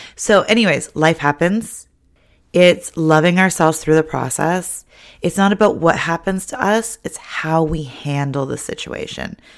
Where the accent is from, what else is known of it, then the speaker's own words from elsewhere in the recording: Ontario, Canada; now in British Columbia, Canada; growing up in Ontario